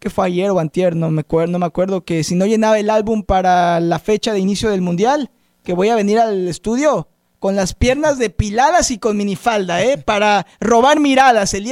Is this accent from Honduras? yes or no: no; Mexico; De donde soy yo, en México